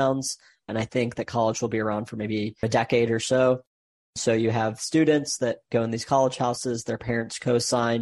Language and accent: English; Michigan, United States; I was born and raised in Michigan, went to Michigan State